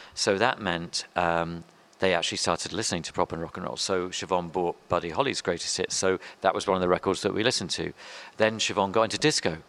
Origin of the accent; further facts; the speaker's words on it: London, United Kingdom; also born or lived in Earl's Court, London / Morden; I grew up around Wimbledon